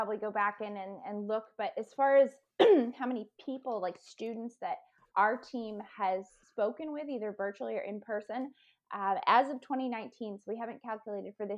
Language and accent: English; Maine, United States; I grew up in Maine and we didn't live right near the water, but we could drive to it